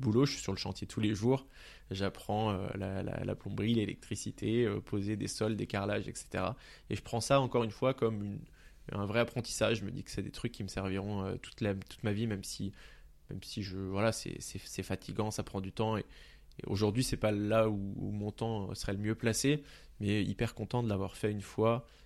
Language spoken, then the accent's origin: French; Pontault-Combault, Île-de-France, France; j'ai grandi dans le 77, dans la ville de Ponto-Combo